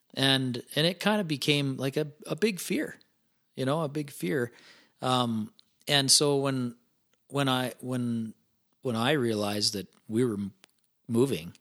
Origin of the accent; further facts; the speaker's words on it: Ponoka, Alberta, Canada; I grew, grew up east of Pinoca, um, so Pinoca, Alberta, twenty miles east of Pinoca on a feedlot